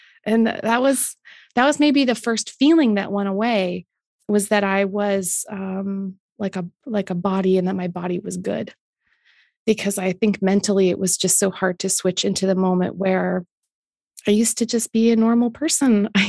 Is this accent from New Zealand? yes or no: no; Canada; I accept as a Canadian